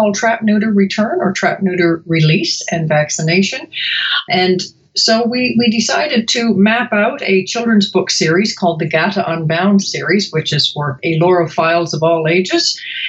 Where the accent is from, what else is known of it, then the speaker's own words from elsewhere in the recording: Canada; moved away as an adult; now in Chicago, United States; especially I came to Chicago from Canada, actually, about 20 odd years ago, which means I'm roughly 20 years old.